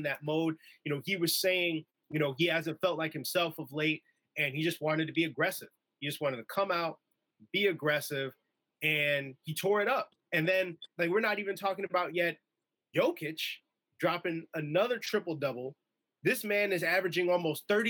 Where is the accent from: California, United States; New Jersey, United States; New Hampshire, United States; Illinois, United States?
Illinois, United States; Chicago; I grew up like in the Chicago area